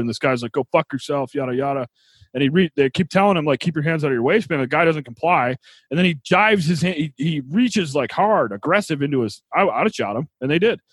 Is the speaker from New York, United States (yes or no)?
yes; New York, United States; where I grew up in New York